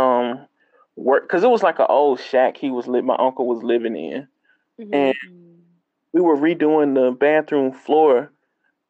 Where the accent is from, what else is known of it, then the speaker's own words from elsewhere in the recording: Mississippi, United States; I'm from Mississippi.